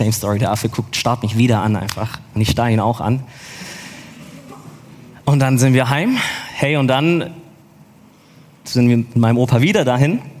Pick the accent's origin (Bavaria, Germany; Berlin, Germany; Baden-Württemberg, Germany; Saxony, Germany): Baden-Württemberg, Germany; Stuttgart; Nee, ich bin in Stuttgart geboren und aufgewachsen, gebürtiger Stuttgarter.